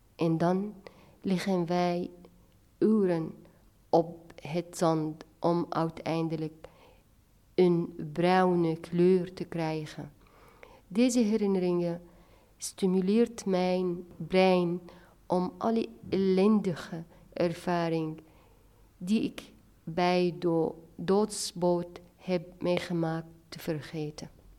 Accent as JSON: {"language": "Dutch", "town": "Latakia", "region": "Latakia Governorate", "country": "Syria", "tie": "born or raised there", "moved": "yes", "lives_now": "Haarlem, Netherlands", "said": "ik ben in Latakia geboren, een van de mooiste steden aan de Middellandse Zee"}